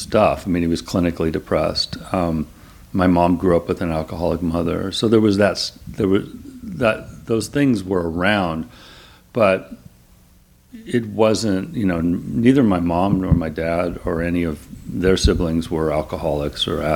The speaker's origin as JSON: {"language": "English", "town": "Claremont", "region": "California", "country": "United States", "tie": "born or raised there", "said": "I grew up in Claremont, which is like 30 miles east of here."}